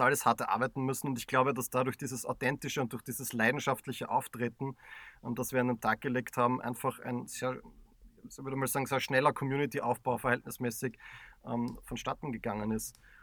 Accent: Graz, Styria, Austria; wir als waschechte Grazer

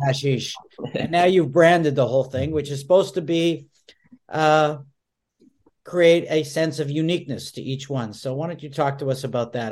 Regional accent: Montreal, Quebec, Canada; now in United States; I grew up in Montreal, and, uh, you know, Montreal was a hashy city. I never saw a pot until I moved to the United States.

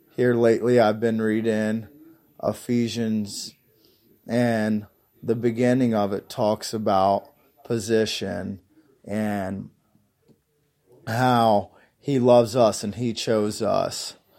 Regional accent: Union, Kentucky, United States; I'm from Union, Kentucky.

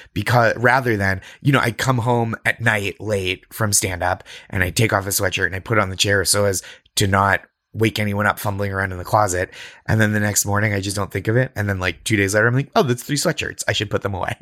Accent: New England, United States; I grew up in New England.

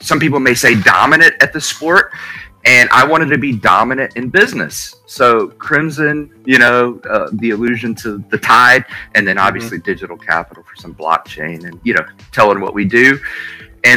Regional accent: Alabama, United States; I live in Alabama, born and raised in Alabama

